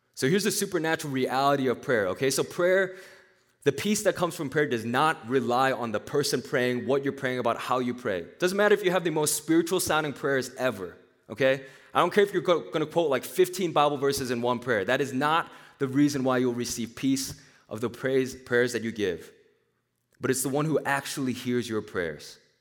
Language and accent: English; Nashville, Tennessee, United States; moved away; also born or lived in Korea; I was, I was born in Korea. I grew up in Nashville, Tennessee